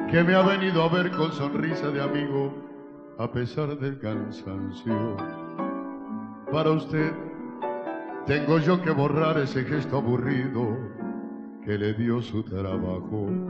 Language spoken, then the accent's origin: Spanish; Mendoza, Argentina; Soy de Mendoza, Argentina.